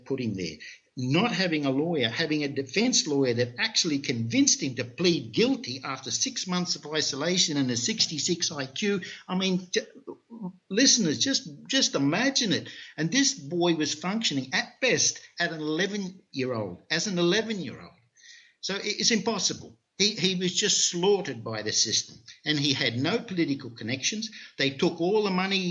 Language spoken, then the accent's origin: English; Australia; moved away; also born or lived in North America / Europe; I'm originally from Australia